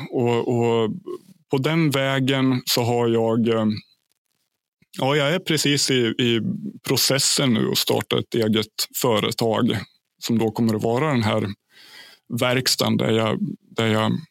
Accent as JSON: {"language": "Swedish", "town": "Ljusdal", "region": "Gävleborg County", "country": "Sweden", "tie": "born or raised there", "said": "Min {S1} hemkommun, {S2} Ljusdals kommun. Det ligger 30 mil norr om, eh, om Stockholm på ett ungefär."}